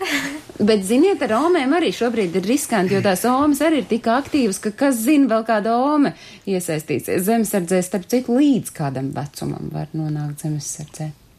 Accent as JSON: {"language": "Latvian", "country": "Latvia", "tie": "born or raised there", "said": "man nav iemesla nemīlēt manu dzimteni"}